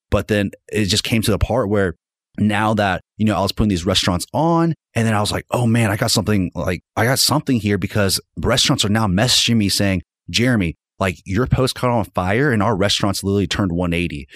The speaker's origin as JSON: {"language": "English", "town": "Fort Smith", "region": "Arkansas", "country": "United States", "tie": "born or raised there", "moved": "yes", "lives_now": "Northwest Arkansas, United States", "said": "I'm originally from Fort Smith and I just, you know, I had to get out of that town"}